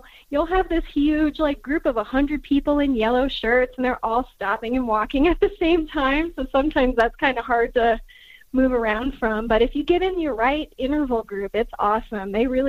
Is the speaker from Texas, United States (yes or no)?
no; Colorado, United States; I'm from Colorado.